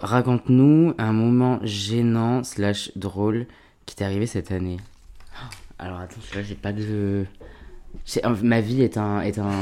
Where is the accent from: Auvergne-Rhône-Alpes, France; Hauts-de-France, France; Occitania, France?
Occitania, France; Alès; also born or lived in Seine-Saint-Denis (93), Paris suburbs; on est descendu dans le Sud à l'âge de mes 3 ans, tout comme ça. Et j'ai grandi euh, dans un petit, une petite ville qui s'appelle Alès